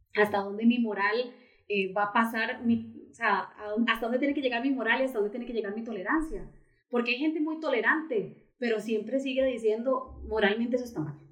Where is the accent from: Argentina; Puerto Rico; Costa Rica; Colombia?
Costa Rica; así somos los ticos